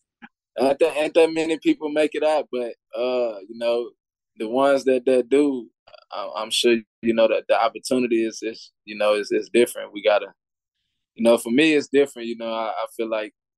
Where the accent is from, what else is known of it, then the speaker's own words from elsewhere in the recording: Orange, Texas, United States; I'm from Orange, Texas